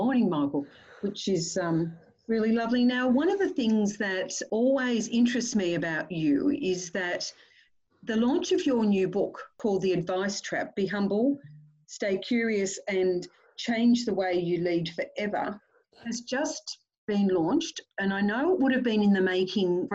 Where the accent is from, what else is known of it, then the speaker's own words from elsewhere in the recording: Cooma, New South Wales, Australia; I grew up 90 k's down the highway in Cooma.